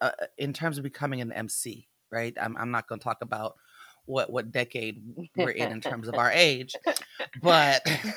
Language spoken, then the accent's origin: English; Las Vegas, Nevada, United States; now in Oakland, United States; I'm born and raised in Las Vegas